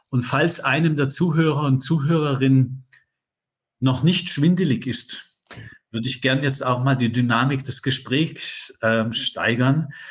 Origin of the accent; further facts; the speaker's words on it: Southern Germany, Germany; Ich komme aus dem Süddeutschen. Da gibt es ja viele so inhabergeführte Unternehmen, kleine, die mal mit einer Innovation oder einer Erfindung an den Start gegangen sind.